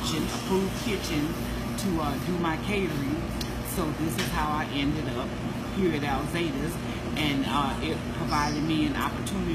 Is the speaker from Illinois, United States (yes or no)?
yes; Joliet, Illinois, United States; I'm born and raised in Joliet